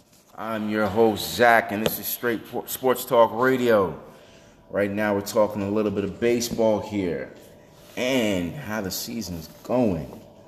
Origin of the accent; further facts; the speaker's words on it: New York City, New York, United States; I'm a New Yorker.